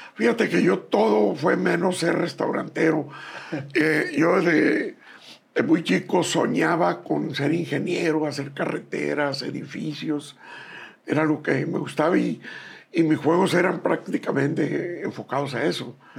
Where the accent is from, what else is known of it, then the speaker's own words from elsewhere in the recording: Bacayopa, Sinaloa, Mexico; also born or lived in Guasave, Sinaloa; Soy en Bacayopa, en el estado de Sinaloa